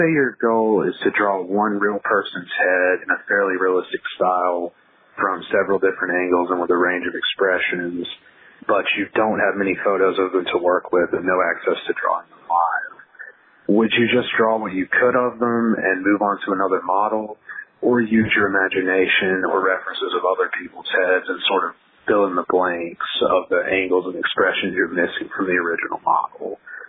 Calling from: Hamilton, Alabama, United States; I'm calling from Hamilton, Alabama.

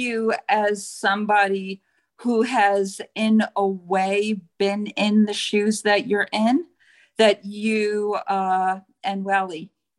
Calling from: Woodstock, New York, United States

